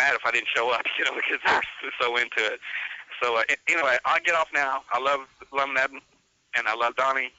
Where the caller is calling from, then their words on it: Winslow, Arkansas, United States; Winslow, Arkansas. And that was about 90 miles north of Pine Ridge, Arkansas.